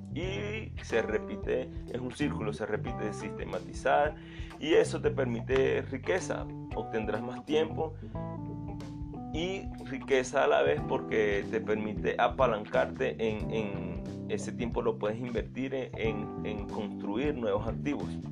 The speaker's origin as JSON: {"language": "Spanish", "country": "Venezuela", "said": "soy venezolano"}